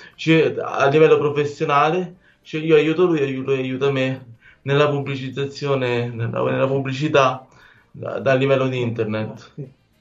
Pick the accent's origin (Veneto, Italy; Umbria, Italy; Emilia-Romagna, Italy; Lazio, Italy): Lazio, Italy; Rome; io sono fiero e orgoglioso di essere romano de Roma e romanista